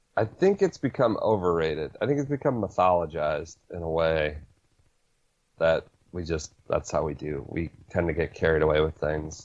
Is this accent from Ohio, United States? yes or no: yes; Northeast Ohio, United States; I'm from Northeast Ohio